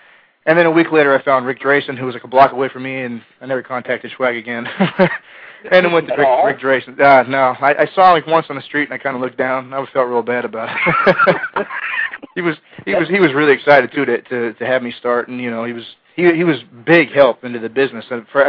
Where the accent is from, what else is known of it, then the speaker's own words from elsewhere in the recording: Los Angeles, California, United States; Well, I'm from Los Angeles originally.